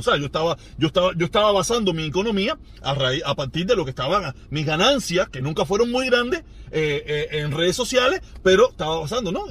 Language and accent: Spanish; Cuba; país donde yo nací